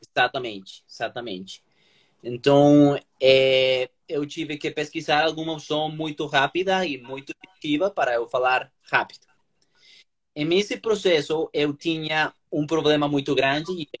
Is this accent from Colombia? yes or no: yes; Colombia; Portuguese is a second language; moved away as an adult; now in São Paulo, Brazil; eu sou colombiano